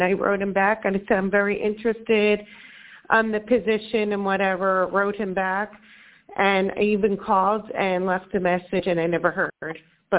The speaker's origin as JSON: {"language": "English", "region": "New York", "country": "United States", "said": "No, up north, New York."}